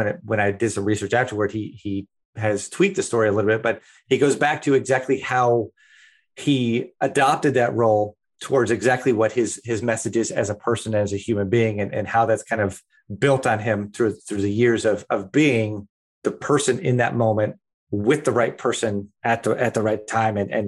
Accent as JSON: {"language": "English", "town": "Cleveland", "region": "Ohio", "country": "United States", "tie": "born or raised there", "moved": "yes", "said": "my hometown, Cleveland"}